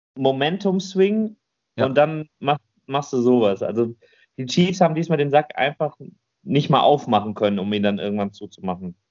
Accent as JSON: {"language": "German", "country": "Germany", "said": "Bei uns in Deutschland"}